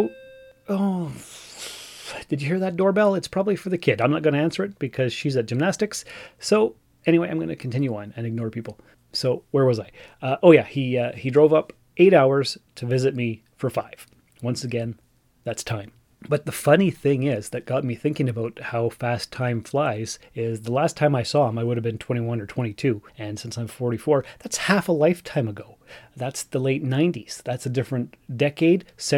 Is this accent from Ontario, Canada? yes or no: yes; Sault Ste. Marie, Ontario, Canada; moved away as an adult; also born or lived in North Bay; now in Timmins, Canada; I was born and raised in Sault Ste. Marie.